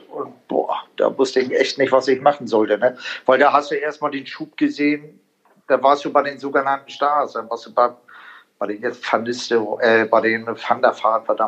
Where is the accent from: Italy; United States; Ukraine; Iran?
Italy; Also ich, sag, ich bin ja auch ein Italiener.